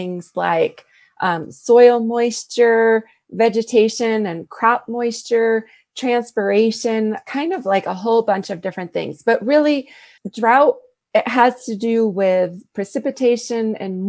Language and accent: English; Connecticut, United States; now in New Mexico, United States; I grew up in Connecticut, and that's where my mom still lives